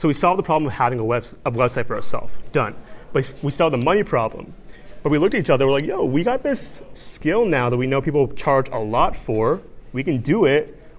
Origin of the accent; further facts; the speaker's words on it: Bangladesh; he's from Pakistan, I'm from Bangladesh, South Asia. We wanted to pull on our backgrounds and cultures from those countries and mix it with Western streetwear.